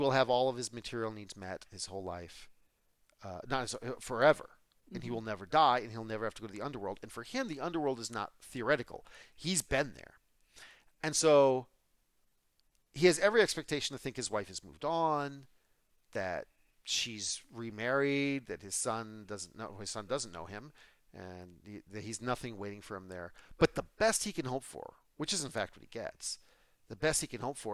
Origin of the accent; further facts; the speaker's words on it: United States; I'm also an American